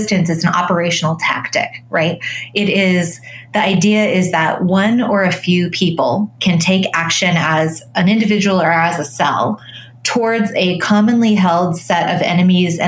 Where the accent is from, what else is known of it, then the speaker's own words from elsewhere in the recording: Colorado, United States; I grew up in Colorado